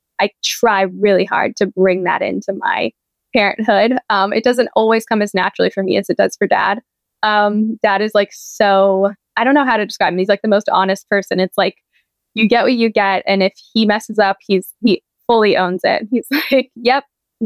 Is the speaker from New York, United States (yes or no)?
no; San Diego, California, United States; moved away as an adult; now in Pennsylvania, United States; I grew up in San Diego